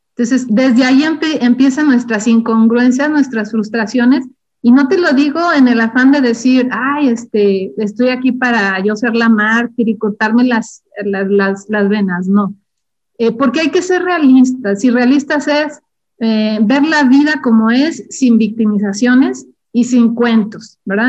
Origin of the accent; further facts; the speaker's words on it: Durango, Mexico; moved away as an adult; also born or lived in Ciudad Juárez; yo soy originaria de Durango